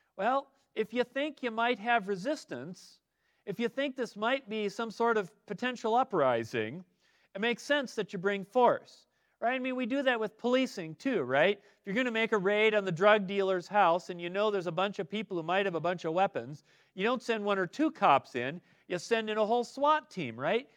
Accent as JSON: {"language": "English", "region": "Midwest", "country": "United States", "tie": "born or raised there", "moved": "yes", "lives_now": "Arizona, United States", "said": "as a kid growing up in the Midwest"}